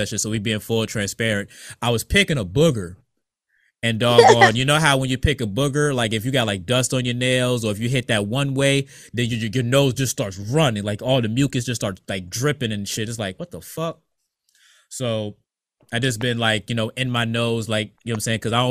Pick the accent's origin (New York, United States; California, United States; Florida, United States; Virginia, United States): Virginia, United States; Norfolk; also born or lived in Bertie County, North Carolina; now in Ohio, United States; we're from Norfolk